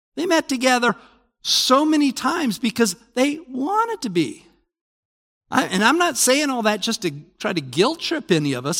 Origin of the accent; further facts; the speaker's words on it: Salt Lake City, Utah, United States; I grew up in Salt Lake.